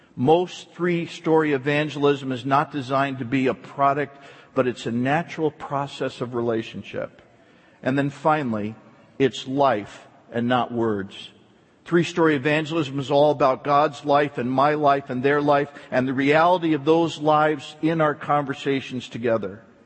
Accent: East Coast, United States; moved away; I was raised back on the East Coast

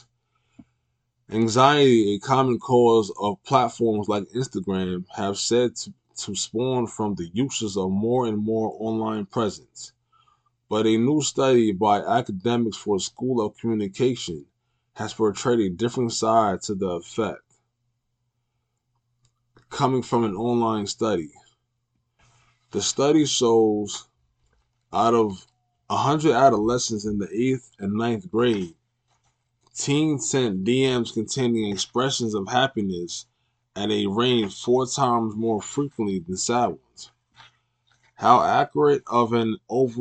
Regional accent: United States; we as American citizens

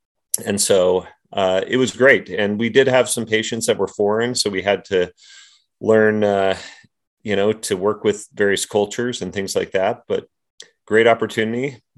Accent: Utah, United States; so I was born in Salt Lake City, but raised in Utah County.

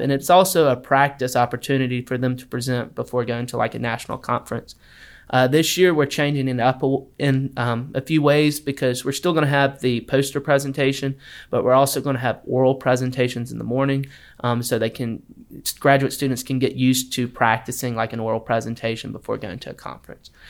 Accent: Wetumpka, Alabama, United States; I'm originally from Wetumpka, Alabama

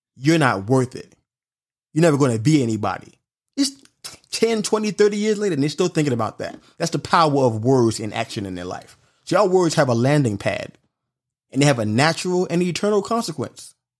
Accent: New York City, New York, United States; I'm from Brooklyn, New York

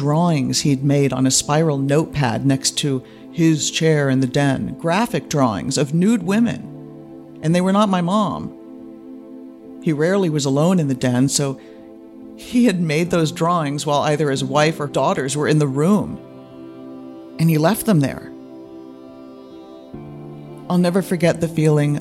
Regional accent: near San Francisco, California, United States; also born or lived in Germany; They bought the house near San Francisco when I was 5

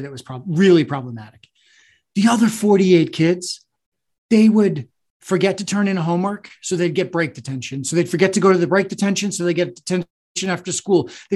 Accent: New England, United States; I'm a kid from New England

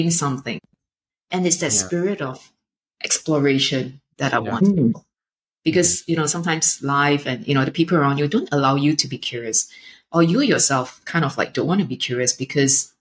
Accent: Singapore; growing up in Singapore

